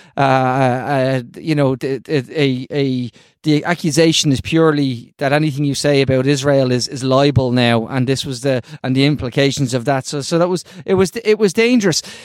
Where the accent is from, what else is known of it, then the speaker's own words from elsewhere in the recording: Ireland; I'm gonna say this as an Irish person